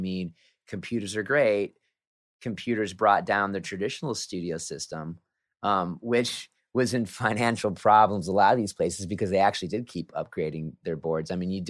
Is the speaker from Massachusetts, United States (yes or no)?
no; Sioux City, Iowa, United States; now in Bay Area, United States; Sioux City, Iowa, my hometown.